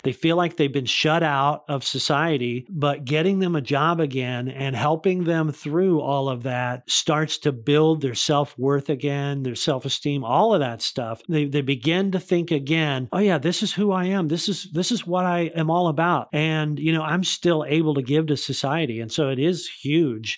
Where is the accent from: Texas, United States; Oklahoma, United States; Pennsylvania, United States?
Oklahoma, United States; Tulsa; moved away; when I moved back here, I realized, you know, this is my hometown